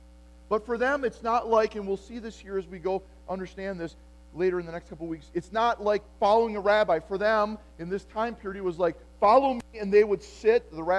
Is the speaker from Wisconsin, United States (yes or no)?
yes; Appleton, Wisconsin, United States; yeah, for me, I grew up in Appleton, Wisconsin, and getting close to graduation, when I graduated in 1988 from high school, the question was, what factory will you work in, or what branch of military will you serve in?